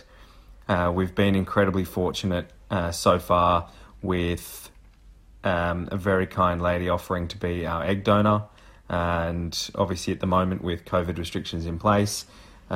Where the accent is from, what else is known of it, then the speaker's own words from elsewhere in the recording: Canberra, Australian Capital Territory, Australia; now in Melbourne, Australia; I was born in Canberra